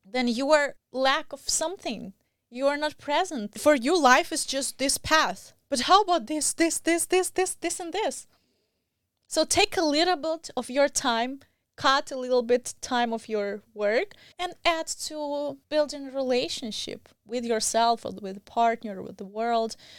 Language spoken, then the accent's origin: English; Belarus; moved away as an adult; also born or lived in Moscow, Russia / India; now in United States; I am from Belarus